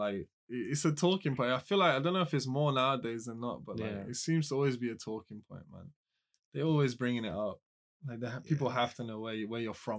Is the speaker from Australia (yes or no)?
no; England, United Kingdom; now in United States; I'm really from England.